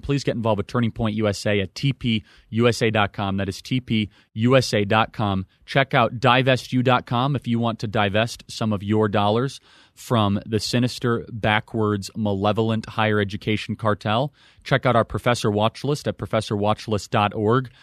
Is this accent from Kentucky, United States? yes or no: no; Illinois, United States; I'm from Illinois